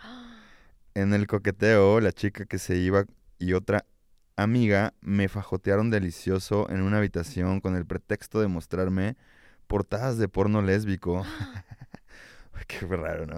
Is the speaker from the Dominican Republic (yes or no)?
no; Mexico; Así somos los mexicanos